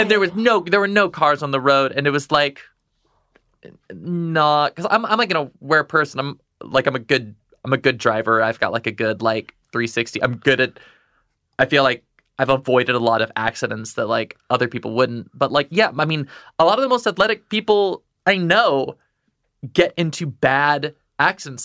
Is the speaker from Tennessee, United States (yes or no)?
no; Texas, United States; also born or lived in Midwest; now in New York, United States; I grew up in Texas